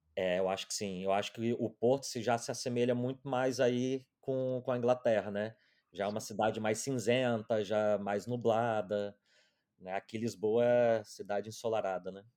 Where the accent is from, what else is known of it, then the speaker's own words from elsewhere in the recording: Domingos Martins, Espírito Santo, Brazil; moved away as an adult; also born or lived in London; now in Portugal; a minha cidade natal é Domingos Martins, que é o interior do Espírito Santo